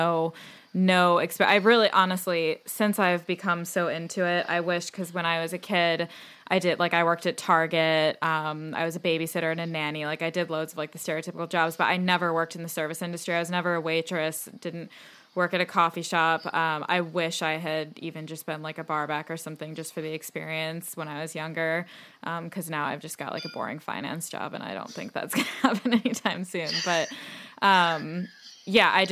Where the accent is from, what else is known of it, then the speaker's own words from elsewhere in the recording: Chicago, Illinois, United States; moved away as an adult; now in London, United Kingdom; born and raised in Chicago, went to college in Chicago. And decided I wanted to move to London